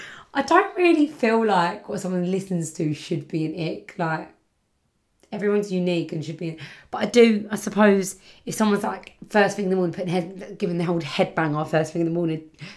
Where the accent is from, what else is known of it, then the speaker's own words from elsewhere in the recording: Birmingham, West Midlands, United Kingdom; I always talk like I'm from Birmingham. I'm from Birmingham. I don't know if that's the right sort of accent, but I'm from Birmingham.